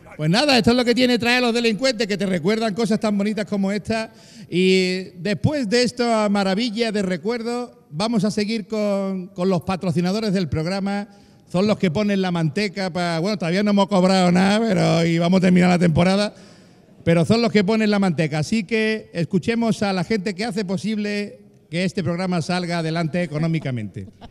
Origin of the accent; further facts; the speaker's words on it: Andalusia, Spain; los que mejor hablamos del globo terráqueo somos los andaluces